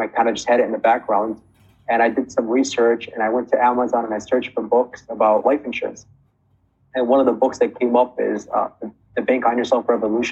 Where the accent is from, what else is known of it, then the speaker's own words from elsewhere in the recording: Chicago, Illinois, United States; I'm from Chicago, Illinois